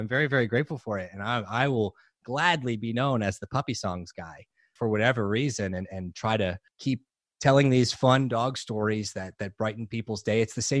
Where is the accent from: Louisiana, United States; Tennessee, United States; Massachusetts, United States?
Louisiana, United States; New Orleans; moved away; I grew up in New Orleans. So I love New Orleans. I love New Orleans culture. I love the music. I grew up eating and singing and with a big Italian family in New Orleans.